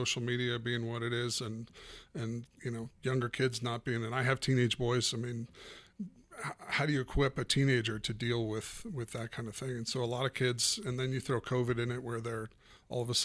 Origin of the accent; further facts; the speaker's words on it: Erie, Colorado, United States; I grew up in Erie, still live in Erie